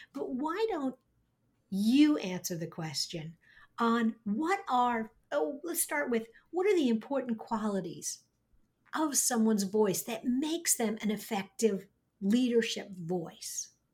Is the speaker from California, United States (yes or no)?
no; New York, United States; accent: slightly nasal New York; I grew up in New York. I have a slightly nasal New York accent